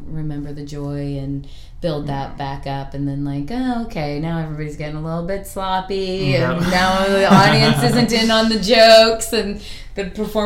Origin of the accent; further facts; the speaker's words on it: East Coast, United States; also born or lived in Chicago, Illinois; now in Portland, United States; I'm from the East Coast and from Chicago